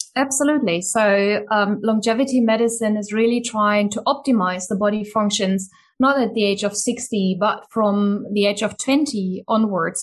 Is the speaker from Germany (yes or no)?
yes; Germany; moved away; the country where I grew up in Germany